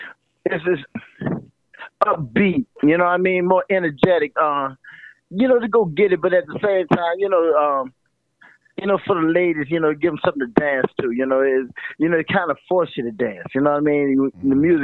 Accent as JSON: {"language": "English", "town": "New Orleans", "region": "Louisiana", "country": "United States", "said": "Man, New Orleans. How can I say this, man? It's a New Orleans. We always say, man, if you can make it here, you can make it anywhere."}